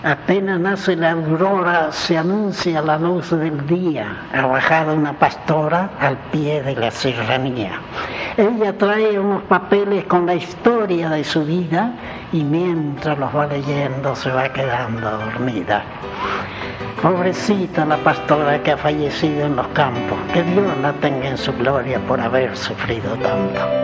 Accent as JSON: {"language": "Spanish", "region": "Mendoza", "country": "Argentina", "tie": "born or raised there", "also_born_or_lived": "Los Nogales, Santa Fe", "said": "yo nací en Santa Fe, en Los Nogales, porque mi padre era mecánico y fui allá a dirigir un conjunto de trilladoras. Pero mi madre, que era muy mendocina, me presentó en el registro civil de Luján, así que legalmente soy lujanense"}